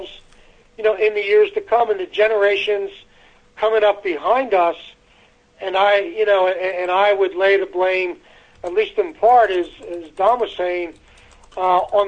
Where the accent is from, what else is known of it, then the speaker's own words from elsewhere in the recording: United States; I grew up in America